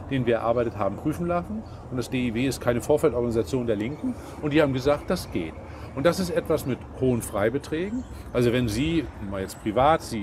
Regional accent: Northern Germany, Germany; Ich komme aus dem Norden.

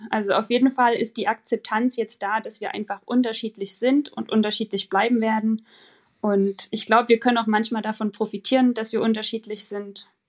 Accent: Germany; born there; wir sind zwar beide in der DDR geboren, aber ich bin 87 geboren und habe davon nicht mehr so viel mitbekommen

